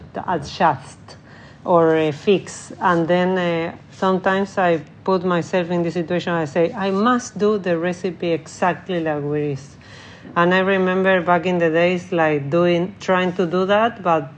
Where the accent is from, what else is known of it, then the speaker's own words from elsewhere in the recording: Argentina; English is a second language; moved away as an adult; also born or lived in Spain / Italy / Dubai; now in Stockholm, Sweden; I'm from Argentina.